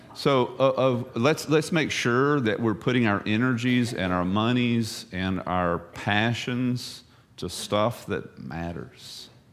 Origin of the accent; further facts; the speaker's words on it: the South, United States; moved away; I'm from the South